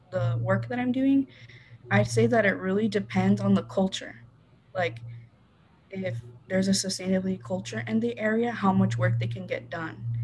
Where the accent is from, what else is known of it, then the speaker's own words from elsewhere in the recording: Rio Rico, Arizona, United States; I grew up in Rio Rico, Arizona, which is an hour away from Tucson